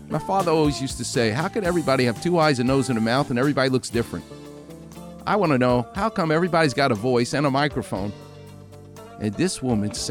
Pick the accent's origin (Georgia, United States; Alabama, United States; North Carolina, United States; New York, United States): New York, United States; I'm from New York.